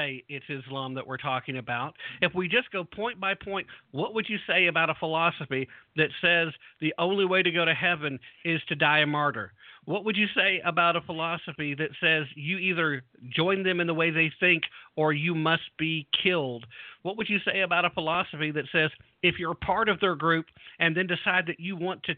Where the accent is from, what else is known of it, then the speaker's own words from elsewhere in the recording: Tennessee, United States; right here in my home state of Tennessee